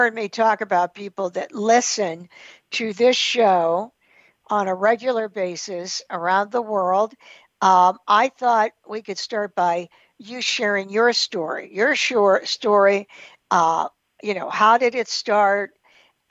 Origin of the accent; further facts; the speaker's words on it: Pittsburgh, Pennsylvania, United States; my hometown of Pittsburgh, Pennsylvania